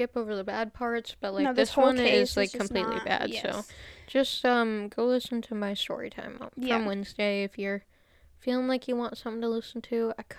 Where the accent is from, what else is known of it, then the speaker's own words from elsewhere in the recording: Indiana, United States; In Indiana, it's just like the dumbest shit. Like, we're so lazy. We don't even pronounce stuff right.